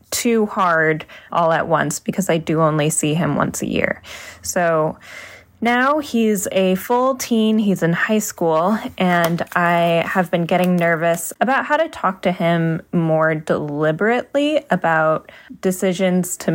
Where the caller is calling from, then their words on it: Midwest, United States; Hi, Dan and everyone. I'm calling from the Midwest.